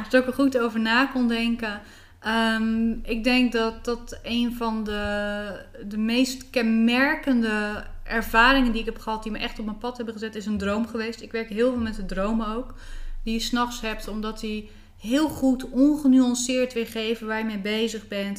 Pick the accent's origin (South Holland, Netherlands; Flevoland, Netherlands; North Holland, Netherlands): South Holland, Netherlands; Bleiswijk; Ik ben opgegroeid in een plaatsje tussen Rotterdam en Den Haag. Dat heet Blijswijk.